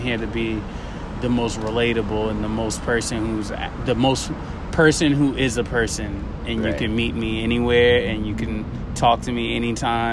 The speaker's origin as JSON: {"language": "English", "town": "Boston", "region": "Massachusetts", "country": "United States", "also_born_or_lived": "Las Vegas, Nevada", "moved": "as an adult", "said": "I'm originally from Boston"}